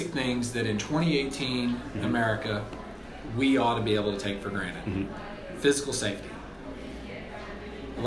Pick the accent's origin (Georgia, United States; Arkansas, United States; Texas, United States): Arkansas, United States; Springdale; I grew up in Springdale, Arkansas, you know, in the northwest part of the state.